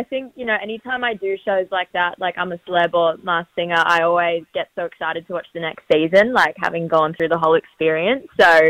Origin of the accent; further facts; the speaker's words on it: Australia; moved away as an adult; also born or lived in United States; being Australian and growing up in the water